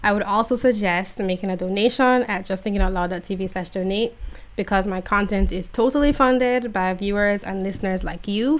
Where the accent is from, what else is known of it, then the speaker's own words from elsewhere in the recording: Jamaica; I'm from Jamaica